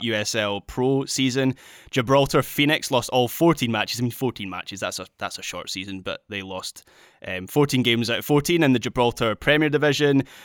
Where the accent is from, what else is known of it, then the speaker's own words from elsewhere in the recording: Scotland, United Kingdom; as a Scot